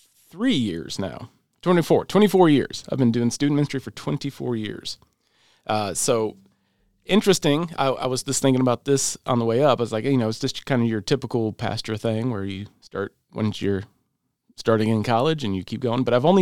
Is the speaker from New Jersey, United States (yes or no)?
no; Michigan, United States; I'm from Michigan. We moved to Tennessee in about 1993.